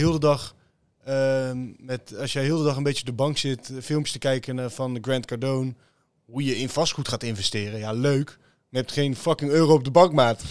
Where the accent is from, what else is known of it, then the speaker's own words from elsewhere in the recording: Teteringen, North Brabant, Netherlands; ik kom uit Teteringen. Nou ja, beide is dat een, een leuke buurt om in op te groeien.